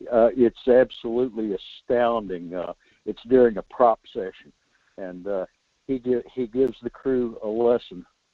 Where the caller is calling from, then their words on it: North Pole, Alaska, United States; Good morning, Michael. This is … in North Pole.